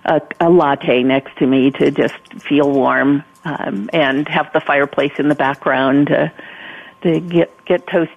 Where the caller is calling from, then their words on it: Colorado, United States; Well, I am in Colorado, and we've had this unbelievable, what's called Indian summer